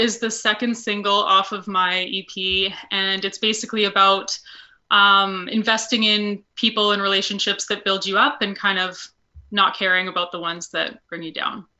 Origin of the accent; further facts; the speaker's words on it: Alberta, Canada; I'm from Alberta, Canada